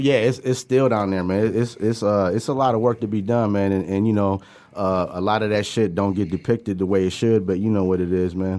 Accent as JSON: {"language": "English", "town": "Pontiac", "region": "Michigan", "country": "United States", "tie": "born or raised there", "also_born_or_lived": "New York / Puerto Rico"}